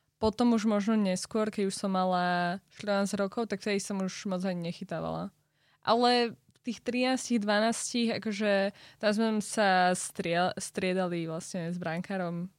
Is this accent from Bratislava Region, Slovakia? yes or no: yes; Bratislava, Bratislava Region, Slovakia; som z Bratislavy a mám 18 rokov.